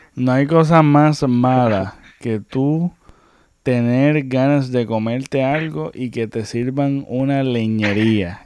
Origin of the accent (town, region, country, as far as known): Puerto Rico